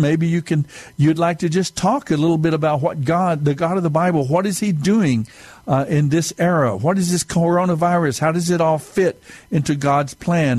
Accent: United States; we are, as a people of America, as American people

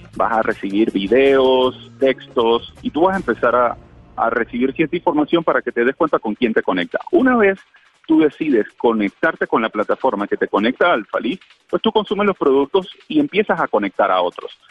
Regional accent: Panama

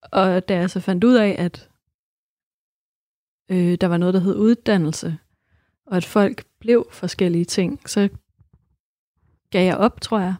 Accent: Esbjerg, Southern Denmark, Denmark; Jeg er født og vokset op i Esbjerg.

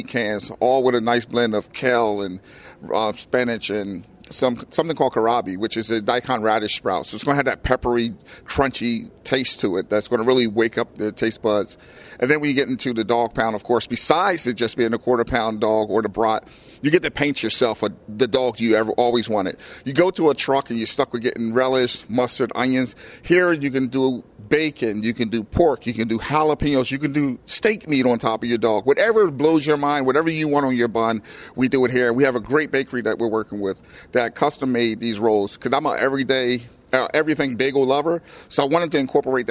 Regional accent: Camden, New Jersey, United States; being a hometown boy, Camden, New Jersey is my hometown.

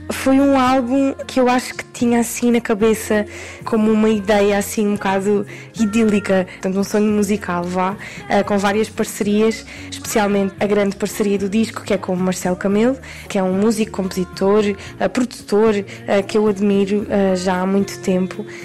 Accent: Portugal; Eu sou portuguesa

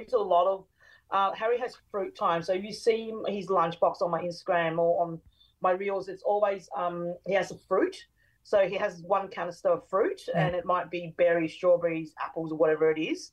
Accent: Brisbane, Queensland, Australia; I grew up in Brisbane and West End

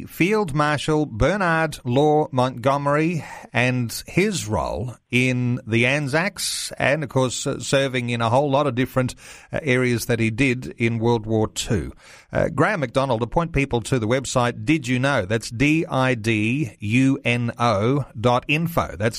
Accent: Australia; it's something we can be actually very proud of as an Australian

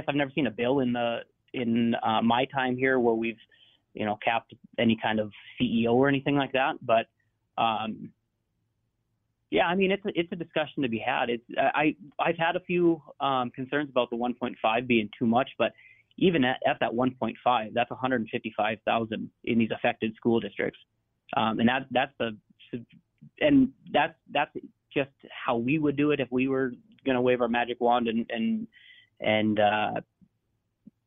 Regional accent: rural area near Minot, North Dakota, United States; now in Minot, United States; I grew up out in the country. I went to class. I played single-A football at DeLac.

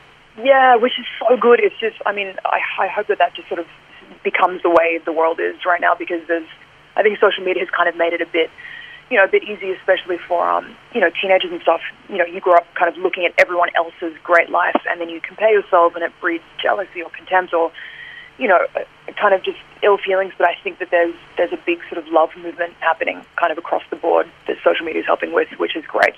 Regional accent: Australia; I'm an Aussie and this is my home

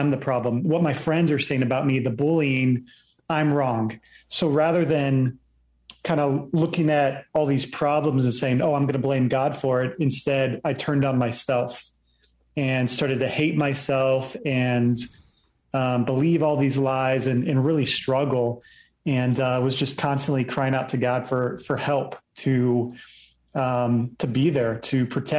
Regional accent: Virginia Beach, Virginia, United States; Yeah, so I ended up growing up in Virginia Beach and grew up there early on, just going to church each week.

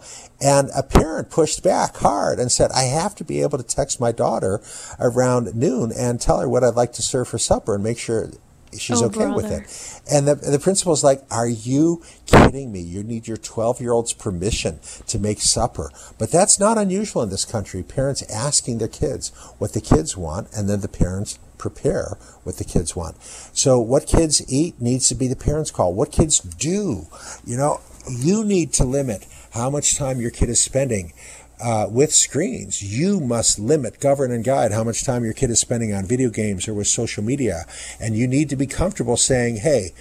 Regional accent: Ohio, United States; growing up in Ohio

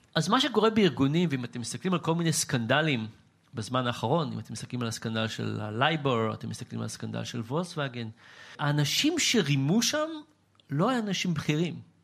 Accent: Israel; בתור ישראלי

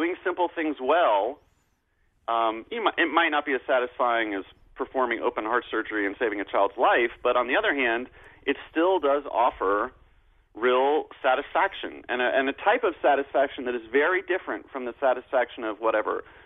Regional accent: New York, United States; as a New Yorker

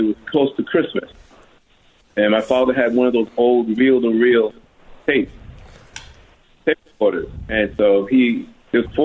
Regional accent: New York City, New York, United States; also born or lived in Harlem, New York City / Laurelton, Queens; now in Atlanta, United States; I was born in Harlem, New York City, and I lived in Harlem until I was about 9 and a half, then we moved to Laurel, Queens

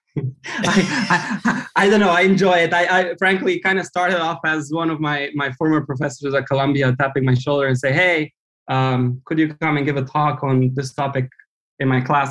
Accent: Romania; moved away as an adult; now in United States; I grew up in Romania

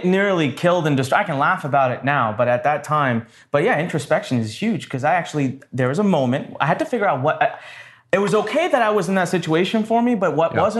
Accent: North India, India; now in Maryland, United States; I am originally from India.

